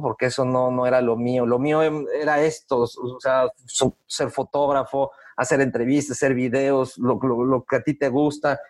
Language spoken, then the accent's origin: Spanish; Mexico City, Mexico; moved away as an adult; also born or lived in Toluca; now in Querétaro, Mexico; nazco en la Ciudad de México, aunque yo me considero 100% queretano